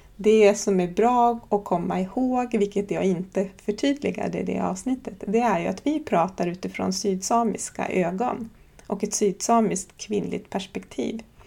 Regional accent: Horsebotten, Oviksfjällen, Jämtland, Sweden; Jag kommer från Horsebotten, eller Båne. Det ligger i Oviksfjällen på den svenska sidan av Sápmi, nere i Jämtlands län. Här är jag född och uppvuxen

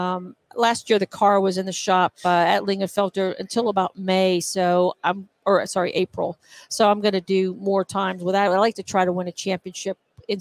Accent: Austin, Texas, United States; moved away as an adult; now in Johnson City, United States

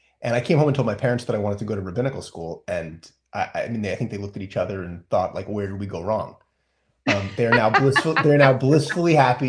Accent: Santa Barbara, California, United States; also born or lived in Manhattan Beach, California; now in Los Angeles, United States; I guess technically I'm a native Angelino. I was born here. We lived in the South Bay in Manhattan Beach till I was about 10 and then moved to the Jewish metropolis of Santa Barbara, where I grew up, I suppose, and went to junior high and high school. And then I moved back here

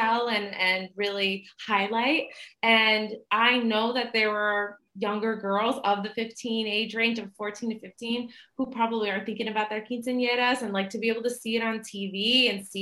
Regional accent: Massachusetts, United States; I was born in Massachusetts, so it's like very Americanized

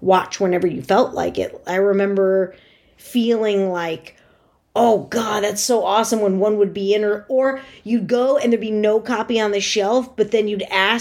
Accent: Connecticut suburbs of New York City, United States; I grew up in the Connecticut suburbs of New York City

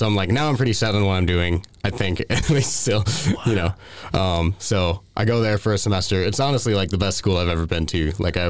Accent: St. Cloud, Minnesota, United States; also born or lived in Princeton; Yeah, so I'm from Minnesota, like right in the middle of the state. People probably know St. Cloud. That's where I came from. But before that, I was in a small town, Princeton, Minnesota.

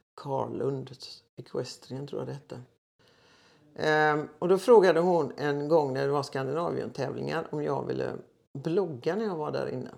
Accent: Gothenburg, Västra Götaland, Sweden; also born or lived in Floda, Västergötland; född och uppväxt i Göteborg

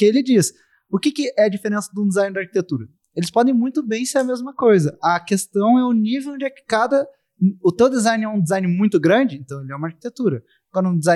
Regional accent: Rio Grande do Sul, Brazil; eu sou do Rio Grande do é. Sul, eu tô aqui em BH

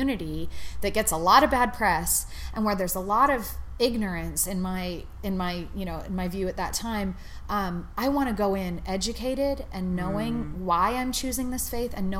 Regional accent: San Francisco, California, United States; I grew up in California, in San Francisco, like the most secular community you could possibly imagine in Silicon Valley

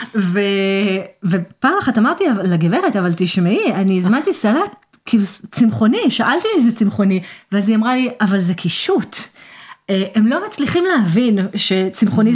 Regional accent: Israel; עברית, כי אני ישראלית

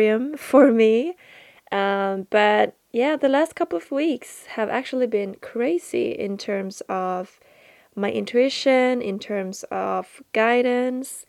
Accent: Sweden; since I'm from Sweden. And I'm 25 years old in my human earth age. Not sure how old I am in my spirit, in my soul. And I live out in the countryside, in Sweden, south of Sweden. And I grew up in the countryside.

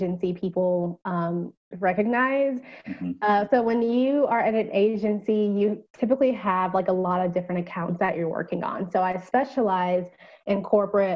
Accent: Atlanta, Georgia, United States; I am from Atlanta, Georgia

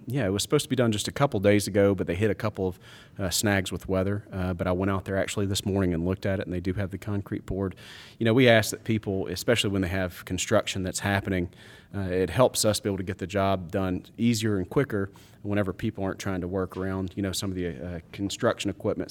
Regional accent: Murfreesboro, Tennessee, United States; I grew up in Murfreesboro

